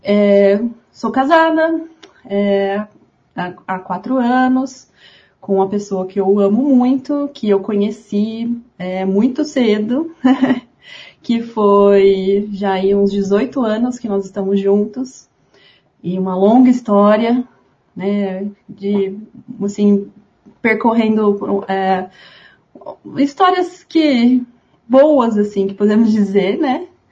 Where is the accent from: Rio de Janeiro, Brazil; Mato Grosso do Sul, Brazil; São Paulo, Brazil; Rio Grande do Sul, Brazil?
São Paulo, Brazil; Ribeirão Preto; also born or lived in Uberlândia; Eu sou de Ribeirão Preto, é, aqui no interior do estado de São Paulo